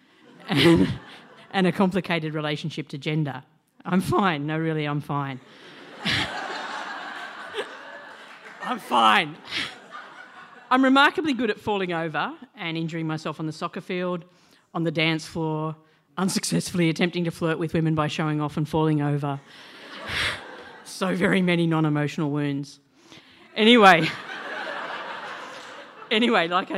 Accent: Cessnock, New South Wales, Australia; I grew up in Cessnock, in a pub, and I went to Catholic

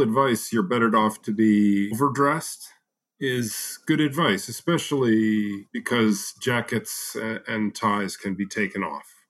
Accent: United States; as an American

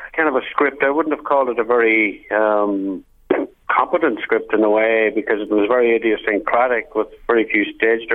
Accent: Clones, County Monaghan, Ireland; I'm very closely identified with my hometown

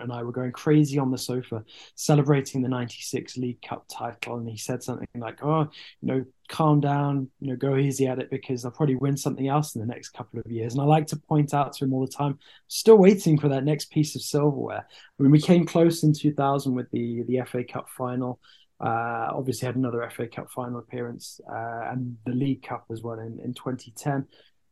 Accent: Solihull, West Midlands, United Kingdom; I was born and bred in Solihull

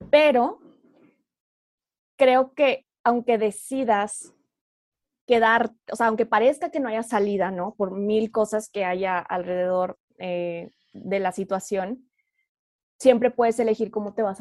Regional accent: Oaxaca, Mexico; born there; also born or lived in Torreón / Monterrey; now in Mexico City, Mexico; nací en Oaxaca y ah, luego viví en Torreón y luego en Monterrey y ahora estoy viviendo en la Ciudad de México. Entonces, soy de toda, ah, sur, norte y centro.

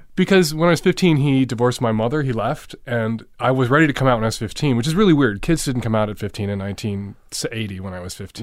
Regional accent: Chicago, Illinois, United States; I grew up in, in Rogers Park, which is as far north and east

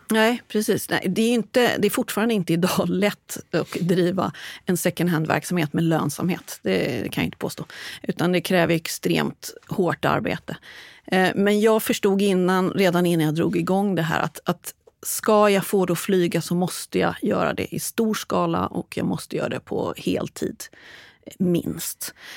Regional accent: Stockholm area, Stockholm County, Sweden; moved away as an adult; now in Västervik, Sweden; född och uppvuxen i Stockholmsområdet, men bor sedan 20 år tillbaks i vackra Västervik

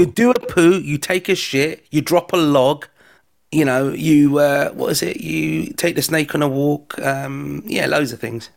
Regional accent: London, United Kingdom; if you haven't heard my accent, I'm from London

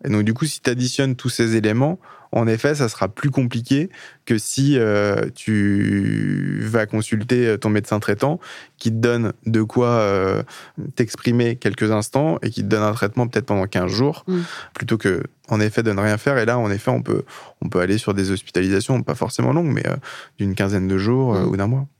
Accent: Le Mans, Pays de la Loire, France; je suis du Mans

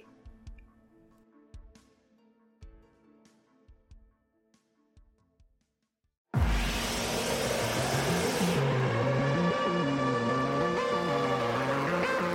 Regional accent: Glasgow, Scotland, United Kingdom; I'm from Glasgow

